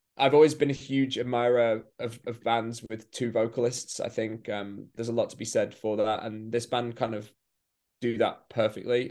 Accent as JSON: {"language": "English", "region": "England", "country": "United Kingdom", "said": "as an English person"}